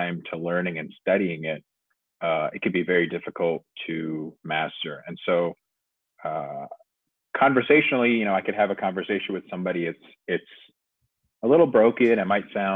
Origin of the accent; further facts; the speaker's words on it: United States; first language English; also born or lived in United Arab Emirates; I grew up and spent a majority of my life in the US, so my English is fluent.